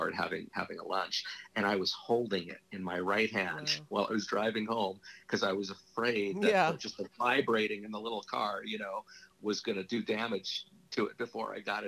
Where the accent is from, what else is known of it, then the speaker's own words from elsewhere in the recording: Los Angeles, California, United States; I grew up in Hollywood.